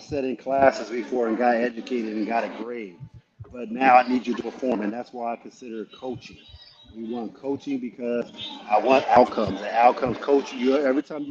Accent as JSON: {"language": "English", "region": "Ohio", "country": "United States", "moved": "yes", "lives_now": "Tampa, United States", "said": "I'm from Ohio and I live in Tampa, Florida now"}